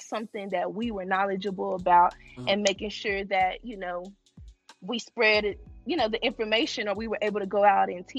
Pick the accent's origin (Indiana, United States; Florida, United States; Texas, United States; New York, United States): Texas, United States; moved away as an adult; also born or lived in Arkansas; now in Atlanta, United States; I was born in Texas. I'm originally from Texas.